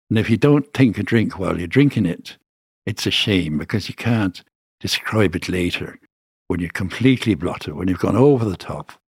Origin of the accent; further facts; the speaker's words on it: Birmingham, West Midlands, United Kingdom; I'm from Birmingham and I think it's terrific.